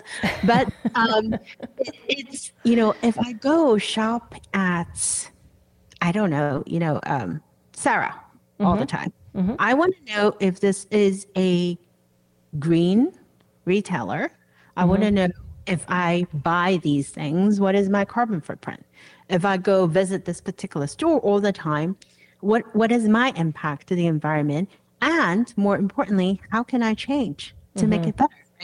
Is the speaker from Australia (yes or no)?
no; Hong Kong; now in Washington, D.C., United States; I was growing up in Hong Kong